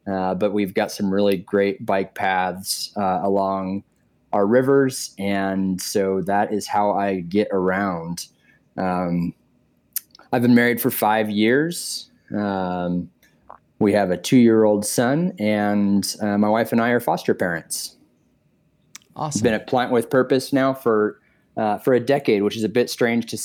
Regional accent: Arizona, United States; also born or lived in San Diego, California; now in Denver, United States; Arizona and then moving to San Diego

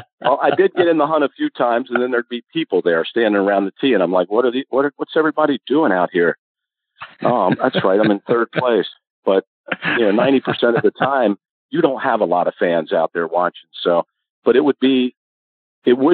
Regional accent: Maryland, United States; I was from Maryland.

